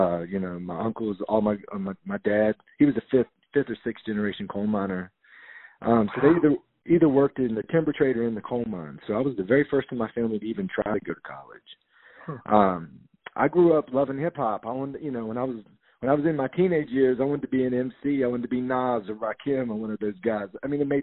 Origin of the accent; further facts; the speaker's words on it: West Virginia, United States; now in Albany, United States; I grew up in West Virginia